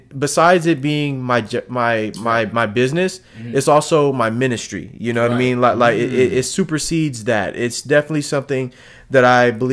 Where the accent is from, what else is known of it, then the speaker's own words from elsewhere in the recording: Philadelphia, Pennsylvania, United States; moved away; also born or lived in Houston, Texas; I'm from Philadelphia, man. I'm from places where I'm from Philadelphia, where they call it the projects, to move to Houston, Texas